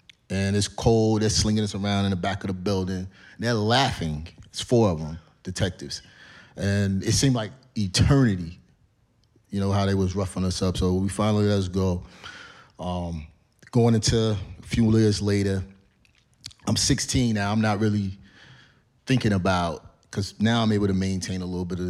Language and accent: English; Cleveland, Ohio, United States; moved away as an adult; now in Georgia, United States; I grew up in Cleveland. I'm on the east side, in the inner city